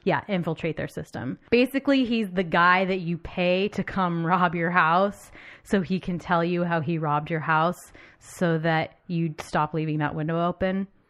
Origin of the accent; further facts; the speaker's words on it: United States; I'm American and I've been raised to believe